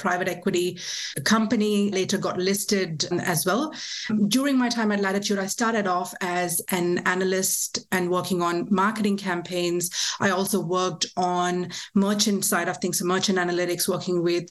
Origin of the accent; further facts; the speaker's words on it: India; now in Australia; I was born and raised in India